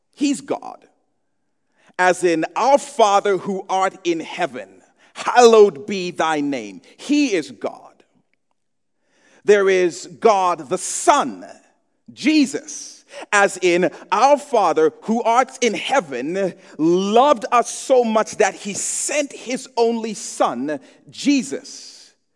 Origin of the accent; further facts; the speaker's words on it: Zambia; I grew up in Zambia.